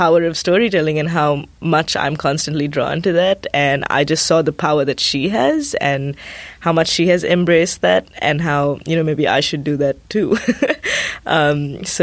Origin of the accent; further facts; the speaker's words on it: Sri Lanka; moved away as an adult; now in United States; when I go back to Sri Lanka, there's this sense of, oh, you left us.